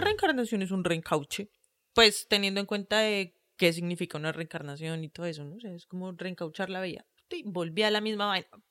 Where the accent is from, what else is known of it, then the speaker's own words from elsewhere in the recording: Colombia; somos de Colombia